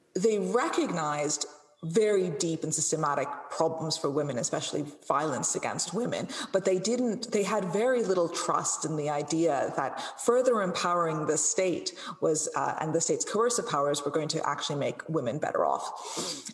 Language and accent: English; India; I come from a very culturally conservative background and a very culturally conservative um, community within India